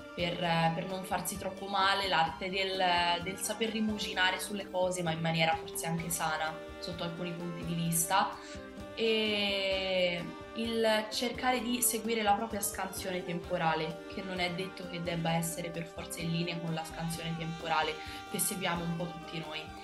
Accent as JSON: {"language": "Italian", "town": "Piombino", "region": "Tuscany", "country": "Italy", "moved": "as an adult", "lives_now": "Rome, Italy", "said": "io sono precisamente di Piombino, provincia di Livorno"}